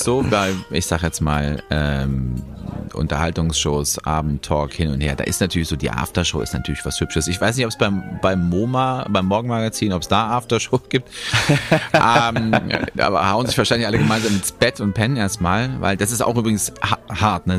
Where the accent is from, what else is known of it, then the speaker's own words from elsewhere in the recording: Germany; als Deutscher